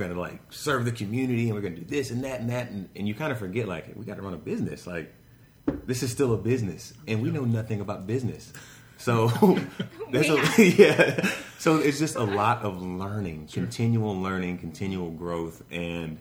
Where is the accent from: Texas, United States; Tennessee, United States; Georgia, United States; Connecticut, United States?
Texas, United States; Humble; I'm from Humble